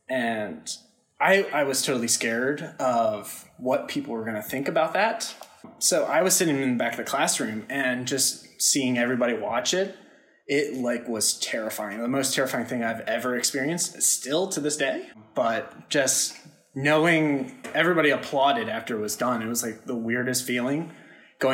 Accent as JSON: {"language": "English", "region": "Southern Pennsylvania", "country": "United States", "said": "I'm from Southern Pennsylvania."}